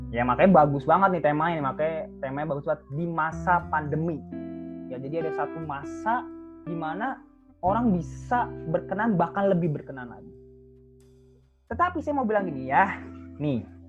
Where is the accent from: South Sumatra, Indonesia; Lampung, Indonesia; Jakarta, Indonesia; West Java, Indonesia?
Jakarta, Indonesia; now in Bekasi, Indonesia; saya orang Jakarta